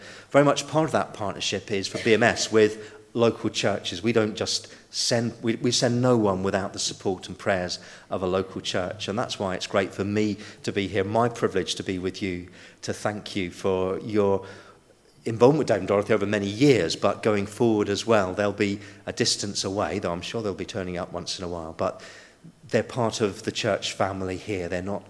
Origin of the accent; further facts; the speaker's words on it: Belfast, Northern Ireland, United Kingdom; growing up in Belfast helps me to feel a little more at ease in Kabul, perhaps.